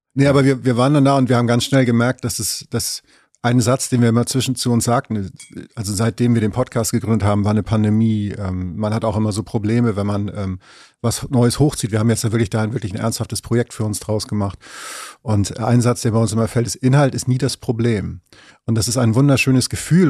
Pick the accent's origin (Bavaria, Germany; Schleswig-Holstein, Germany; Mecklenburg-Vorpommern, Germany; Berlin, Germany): Schleswig-Holstein, Germany; Ich komme ähm, aus Schleswig-Holstein an der Grenze zu Hamburg